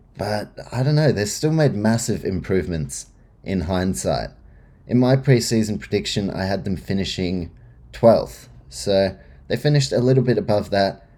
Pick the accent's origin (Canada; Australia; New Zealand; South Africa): New Zealand; as a Kiwi